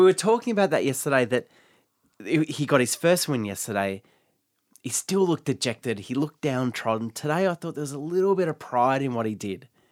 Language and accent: English; Geelong, Victoria, Australia; also born or lived in Melbourne; I grew up in Geelong, which is outside of Melbourne.